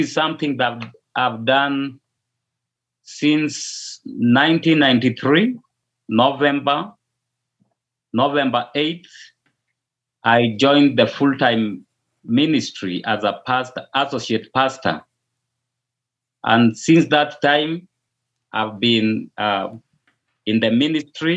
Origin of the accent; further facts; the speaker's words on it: Kisumu, Kisumu County, Kenya; first language Luo; English is a second language; now in Eldoret, Kenya; currently I live in Eldoret, Kenya, but I hail from the Lakeside City near the Lake Victoria side